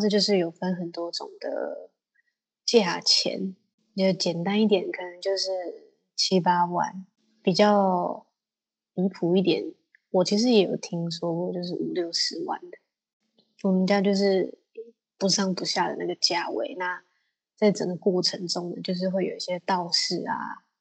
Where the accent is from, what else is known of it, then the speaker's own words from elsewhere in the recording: Taiwan; 我是台湾人